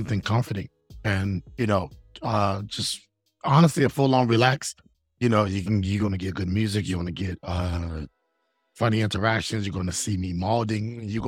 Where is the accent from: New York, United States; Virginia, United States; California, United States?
Virginia, United States; Boston; I'm from Virginia, from Boston, Virginia, to be exact